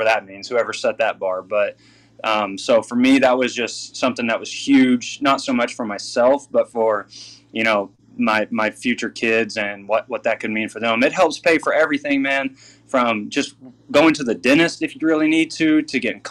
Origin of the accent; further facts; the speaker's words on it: Southwest Oklahoma, United States; moved away as an adult; now in Canada; growing up in Southwest Oklahoma